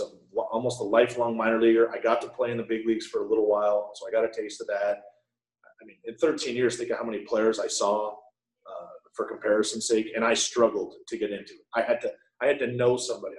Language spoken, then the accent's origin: English; Connecticut, United States; I'm from Connecticut